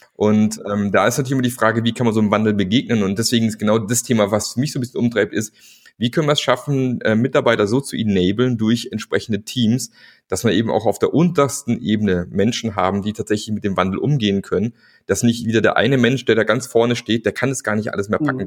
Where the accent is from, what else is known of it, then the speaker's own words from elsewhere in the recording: Germany; aus der Region, wo ich herkomme, so Richtung Bodensee